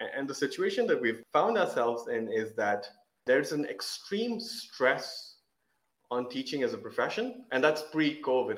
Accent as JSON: {"language": "English", "country": "Oman", "tie": "born or raised there", "said": "we were living in Oman, growing up in Oman"}